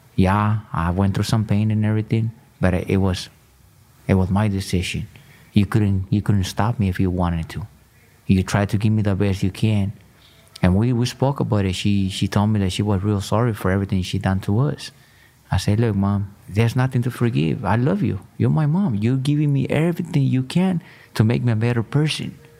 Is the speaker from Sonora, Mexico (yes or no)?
no; Michoacán, Mexico; I was born in Michoacan, Mexico.